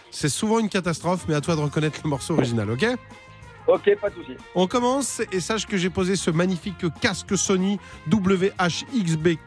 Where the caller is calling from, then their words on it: Toulouse, Occitania, France; je viens de Toulouse, la belle ville rose.